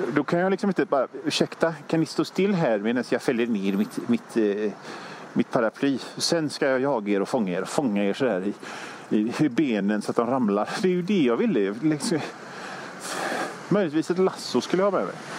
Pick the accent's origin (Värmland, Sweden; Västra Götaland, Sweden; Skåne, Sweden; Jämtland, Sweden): Västra Götaland, Sweden; Hönö; Jag kommer från Hönö